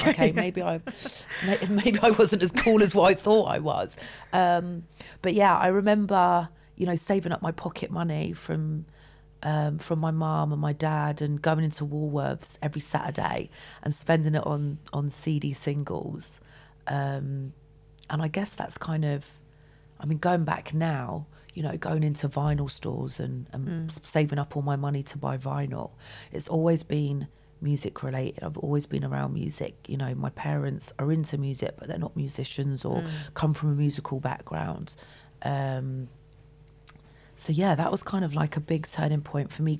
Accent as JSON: {"language": "English", "town": "Weston-super-Mare", "region": "South West England", "country": "United Kingdom", "tie": "born or raised there", "also_born_or_lived": "Yatton / Backwell", "moved": "yes", "said": "I grew up in Western Supermare"}